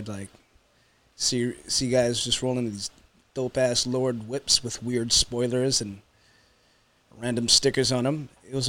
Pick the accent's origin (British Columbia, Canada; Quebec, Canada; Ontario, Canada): Ontario, Canada; Markham; I just remember like all my Tamil homies when I grew up in Markham, Eglinton